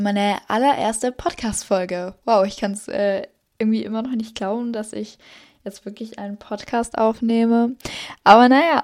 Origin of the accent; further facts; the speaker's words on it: Salzburg, Austria; ich komme aus Österreich. Genau gesagt aus Salzburg